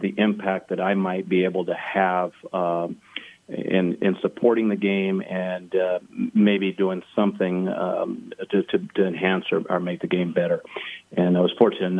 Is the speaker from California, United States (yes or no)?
yes; Pasadena, California, United States; I grew up in Pasadena, California